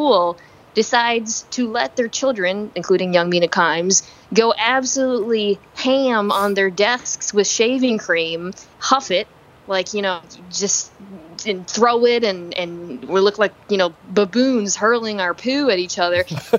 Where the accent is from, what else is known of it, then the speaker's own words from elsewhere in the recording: Nebraska, United States; born there; also born or lived in Arizona / Virginia / Michigan; But I lived in Arizona, Virginia, I was born in Nebraska, Michigan. And actually, I'm not trying to pander, but people always think I'm Canadian. Because I guess I have somewhat of a flat voice from living in so many places.